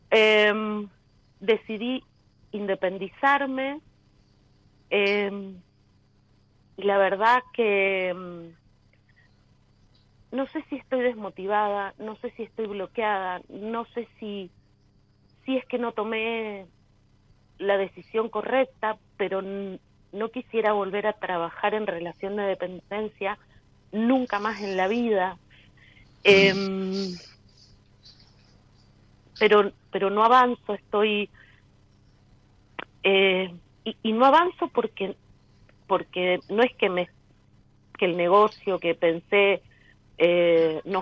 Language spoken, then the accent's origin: Spanish; Mendoza, Argentina; now in Los Andes, Chile; Em, yo soy de Mendoza, pero